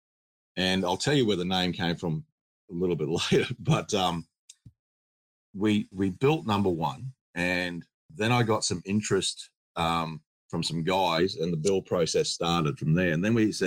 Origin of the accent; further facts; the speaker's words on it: Australia; we're Australian. We build Australian